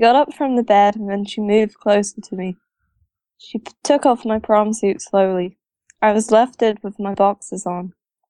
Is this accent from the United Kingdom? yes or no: yes; England, United Kingdom; I'm English.